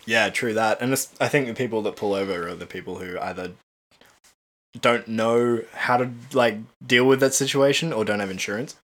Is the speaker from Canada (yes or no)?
no; Cairns, Queensland, Australia; also born or lived in Tasmania; now in Brisbane, Australia; we grew up in Cairns where it would rain six months of the year.